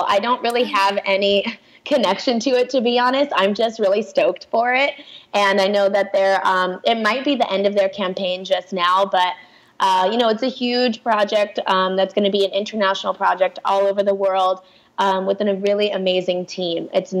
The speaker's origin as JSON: {"language": "English", "country": "Pakistan", "said": "And it's like, I know it's because I'm Pakistani."}